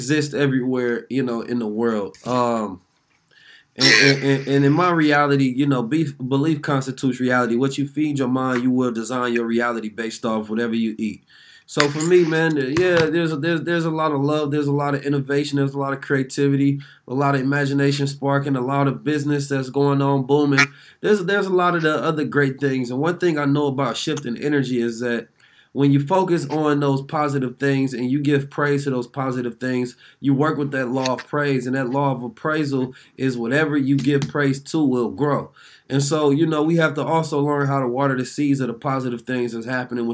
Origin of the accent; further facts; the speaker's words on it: Oakland, California, United States; also born or lived in St. Louis, Missouri; I'm from Oakland, California